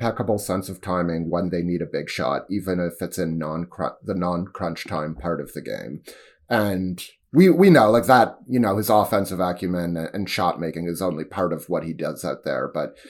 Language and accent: English; Toronto, Ontario, Canada; about being a Canadian and a Torontonian in general when you're viewing yourself in contrast to the United States.